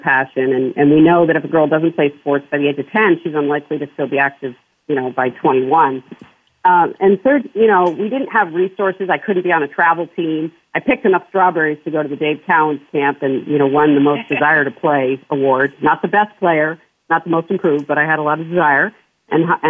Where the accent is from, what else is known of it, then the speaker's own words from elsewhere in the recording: New Hampshire, United States; I grew up in small town New Hampshire on a farm